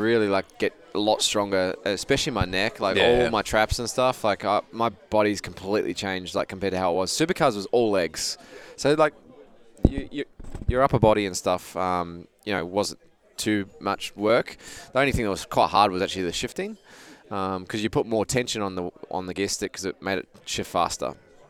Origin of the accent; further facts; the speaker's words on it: Australia; now in United States; So, I'm from Australia. What are you doing here? Oh, I'm actually just moved over here.